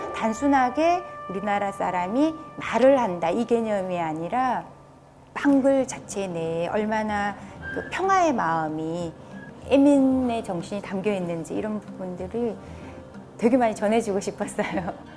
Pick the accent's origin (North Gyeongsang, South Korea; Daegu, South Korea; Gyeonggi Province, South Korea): North Gyeongsang, South Korea; Sangju; 제 고향이 상주다 보니까